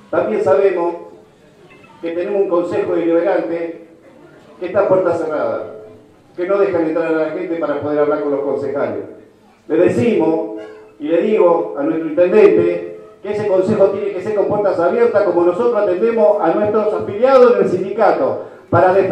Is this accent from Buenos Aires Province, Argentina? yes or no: no; Santa Fe, Argentina; Mi padre, vengo de Santa Fe, en los años cuando había que ser peronista, yo me acordaba que vos decías hoy eso